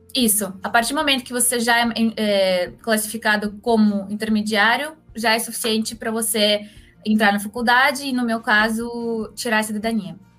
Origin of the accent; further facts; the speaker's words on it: Moscow, Russia; Portuguese is a second language; moved away as an adult; also born or lived in Belgium; now in Brazil; eu sou russa de Moscou, faz oito anos que moro aqui no Brasil